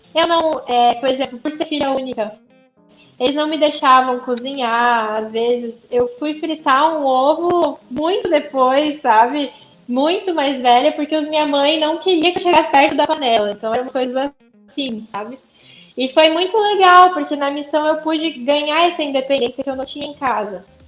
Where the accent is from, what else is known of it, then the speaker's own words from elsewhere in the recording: Curitiba, Paraná, Brazil; also born or lived in Maceió; aqui em Curitiba é muito frio, no inverno principalmente